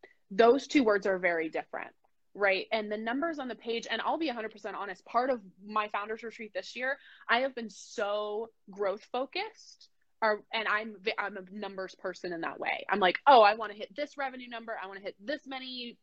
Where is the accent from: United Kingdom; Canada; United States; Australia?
United States; I was born in the United States.